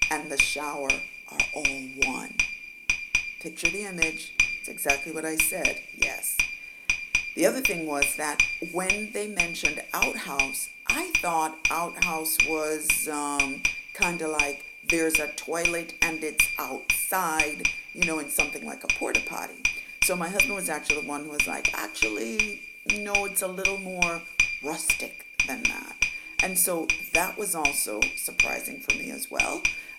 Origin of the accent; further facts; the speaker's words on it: Jamaica; moved away; I am from Jamaica